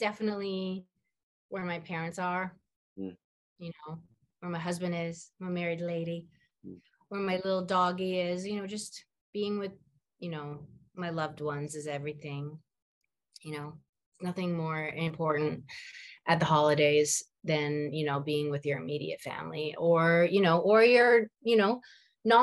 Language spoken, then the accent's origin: English; Vancouver, British Columbia, Canada; moved away as an adult; now in Toronto, Canada; I'm from Vancouver. My parents still live in Vancouver. I live in Toronto